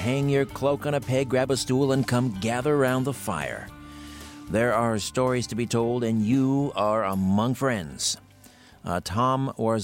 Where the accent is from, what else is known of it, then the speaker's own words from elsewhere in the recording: Brantford, Ontario, Canada; In my hometown, Brantford, here in southern Ontario, in Brant County